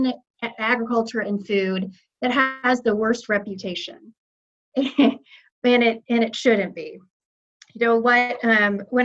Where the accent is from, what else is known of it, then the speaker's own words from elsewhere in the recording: Iowa, United States; now in Kansas City, United States; my home state of Iowa